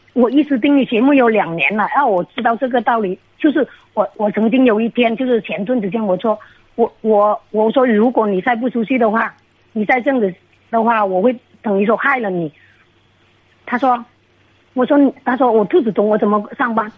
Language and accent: Chinese; Guangxi, China; 我是广西的